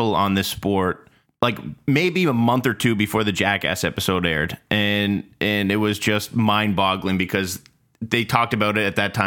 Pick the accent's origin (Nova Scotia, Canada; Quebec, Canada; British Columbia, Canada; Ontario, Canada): Ontario, Canada; Toronto; We're from Toronto